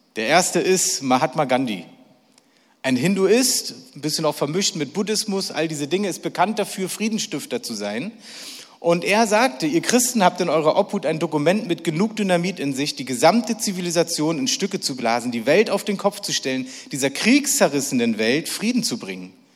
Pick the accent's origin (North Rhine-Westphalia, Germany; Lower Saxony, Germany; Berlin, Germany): Berlin, Germany; ich bin echter Berliner und zwar wirklich ein echter, echter. Ich bin in Berlin geboren, ich bin dort gelebt und alles, was ich mache, mache ich in Berlin.